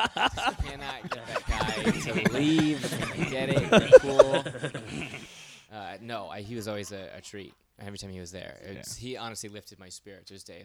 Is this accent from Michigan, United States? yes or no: yes; Michigan, United States; I'm from Michigan.